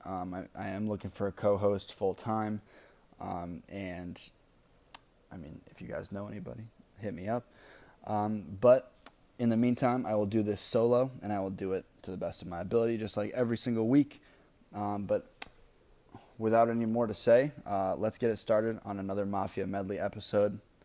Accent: Maine, United States; I lived, I grew up in Maine

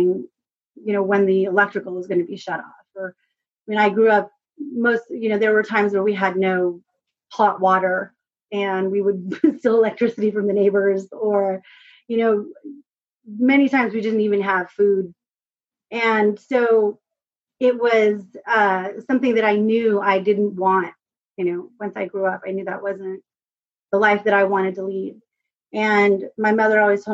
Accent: Whittier, California, United States; also born or lived in Pico Rivera, California / San Gabriel, California / Ontario, California / East Los Angeles; I was born in Whittier, and predominantly born and raised in Whittier and Pico Rivera

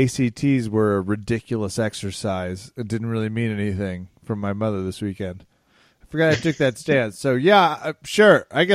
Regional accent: Kansas, United States; moved away; I'm from Kansas. That's where I spent the holidays.

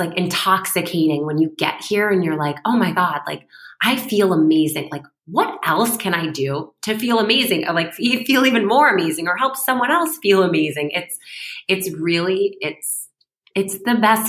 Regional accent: Syracuse, New York, United States; moved away; I'm from Syracuse

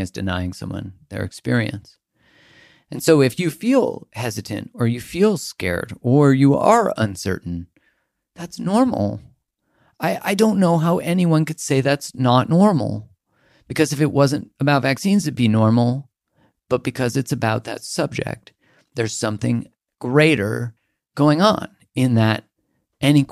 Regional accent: Canada; I'm from Canada

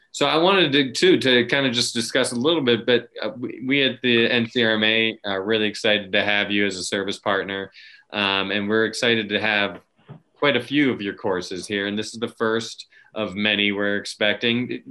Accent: Virginia, United States; my home state of Virginia

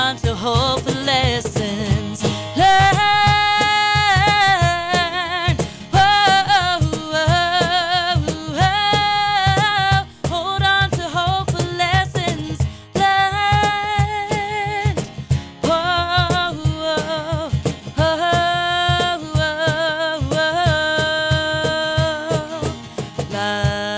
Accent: Londonderry, New Hampshire, United States; Who's your hometown? Londonderry.

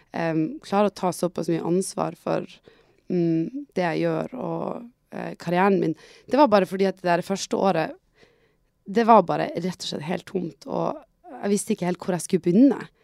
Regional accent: Tromsø, Troms, Norway; jeg er jo fra Tromsø

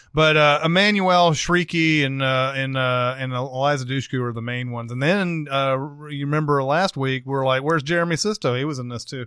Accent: the South, United States; I'm from the South

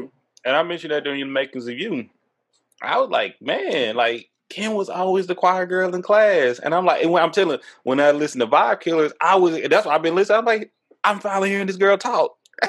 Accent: Tyler, Texas, United States; if you rode bus 44 growing up in Tyler, Texas

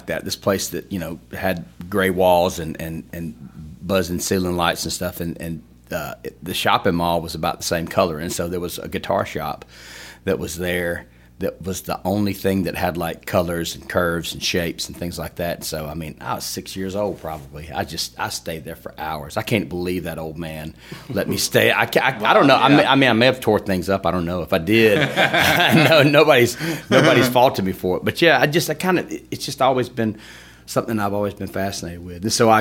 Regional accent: Opelika, Alabama, United States; also born or lived in Tuscaloosa; Born and raised in Opelika

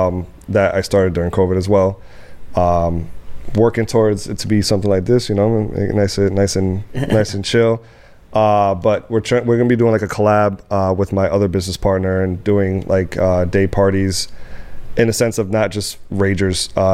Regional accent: Dominican Republic; I'm from Dominican Republic, so that's mm-hmm. what we fucking grew up on. But in my family, old school Dominican

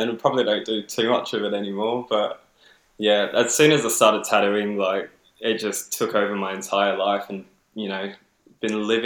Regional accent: Adelaide, South Australia, Australia; moved away as an adult; Uh, I'm from Adelaide originally, um, and so I moved over here about mm, two to three years ago, probably closer to three years.

